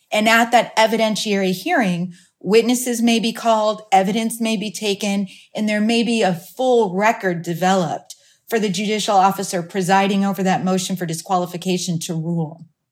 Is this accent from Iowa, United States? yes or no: yes; Iowa, United States; now in Phoenix, United States; my hometown back in Iowa